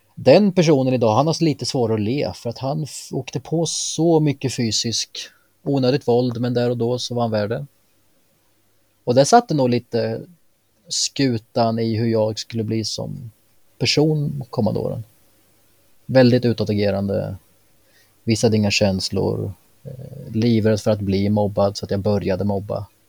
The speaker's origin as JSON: {"language": "Swedish", "town": "Mjölby", "region": "Östergötland", "country": "Sweden", "moved": "as an adult", "lives_now": "Eksjö, Sweden", "said": "Bor i nuläget i Småland, Eksjö, men jag kommer från Mjölby."}